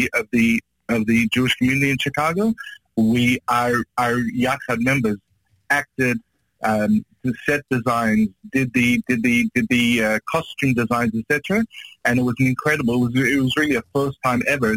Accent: Australia; moved away; also born or lived in Israel; I'm from Australia. I just moved from Israel

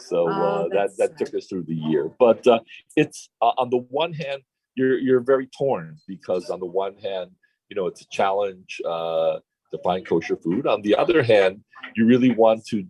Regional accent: Mexico; moved away as an adult; also born or lived in Okinawa, Japan; Born and raised in Mexico

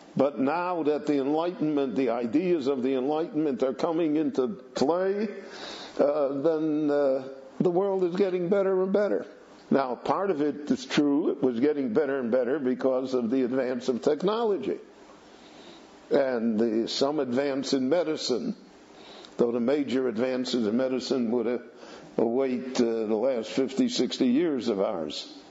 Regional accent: Chicago, Illinois, United States; moved away; when I grew up in Chicago

